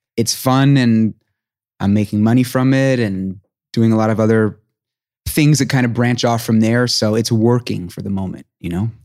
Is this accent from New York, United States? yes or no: yes; New York City, New York, United States; I grew up in New York City